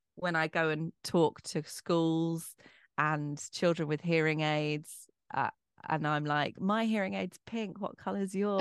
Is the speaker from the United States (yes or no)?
no; Bromley, London, United Kingdom; accent: posh; I'm from Bromley. I'm a Bromley girl.